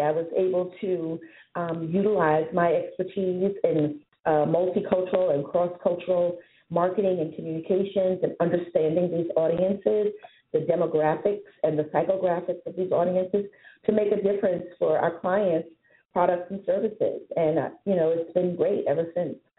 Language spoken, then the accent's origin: English; New York City, New York, United States; moved away as an adult; also born or lived in New Hampshire / Boston; I'm born and raised in New York City, but I was educated in New Hampshire